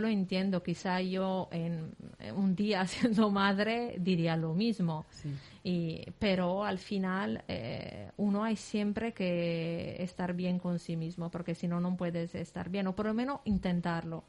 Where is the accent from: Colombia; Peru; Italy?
Italy; Lodè, Sardinia; Spanish is a second language; moved away as an adult; also born or lived in Milan; now in Valencia, Spain; yo soy de Sardeña, de un pequeño pueblo de la Sardeña que se llama Lodé